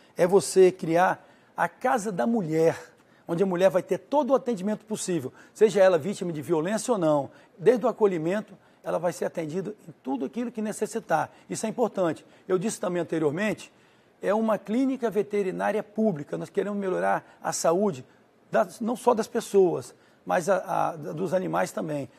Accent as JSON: {"language": "Portuguese", "town": "Cariacica", "region": "Espírito Santo", "country": "Brazil", "tie": "born or raised there", "also_born_or_lived": "Vila Velha", "said": "Eu, nasci, eu sou de Cariacica, nascido nasci, cresci, estudei, casei e moro em Cariacica"}